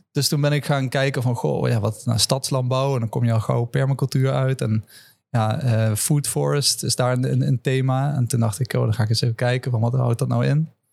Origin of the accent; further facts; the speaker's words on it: Land van Maas en Waal, Gelderland, Netherlands; also born or lived in Amsterdam; now in Leiden, Netherlands; ik ben opgegroeid in een dorp, uh, het Ruten, in het land van Maas